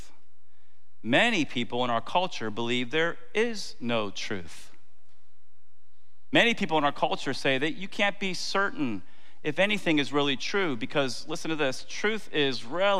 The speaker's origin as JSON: {"language": "English", "town": "Tampa", "region": "Florida", "country": "United States", "said": "I'm not from New Jersey. I'm from Tampa"}